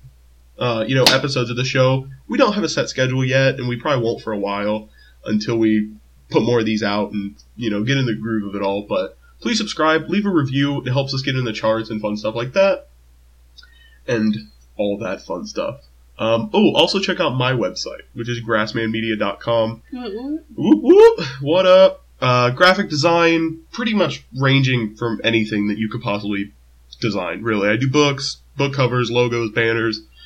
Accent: Midwest, United States; We're so from the Midwest

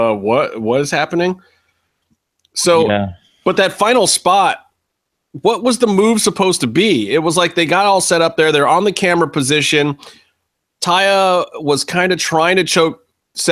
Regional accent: Cleveland, Ohio, United States; my hometown of Cleveland, Ohio

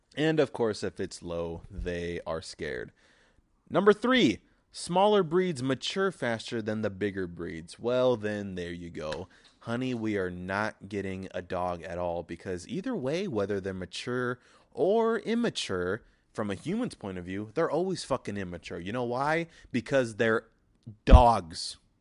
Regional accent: United States; I'm an American

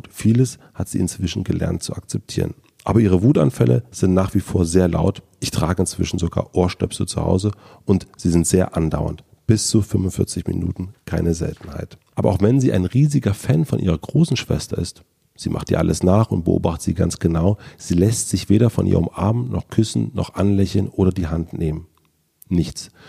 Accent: Berlin, Germany; Man verrät als Berliner eigentlich nicht, was so der, der See ist.

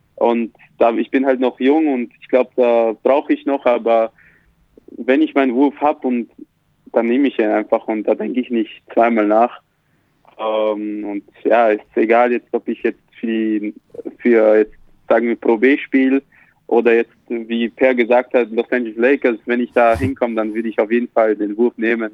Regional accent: Austria; also born or lived in Slovakia; now in Ulm, Germany; ich bin halt in der Slowakei geboren und bin in Österreich dann da aufgewachsen

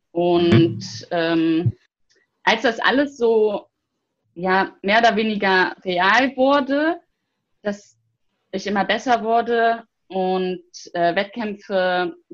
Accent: Bergisch Gladbach, North Rhine-Westphalia, Germany; Ich möchte nämlich in meiner Heimat, also in meiner Heimatstadt Bergisch Gladbach

